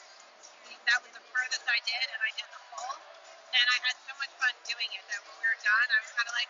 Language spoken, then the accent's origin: English; Freehold, New Jersey, United States; No, I grew up in Freehold, New Jersey.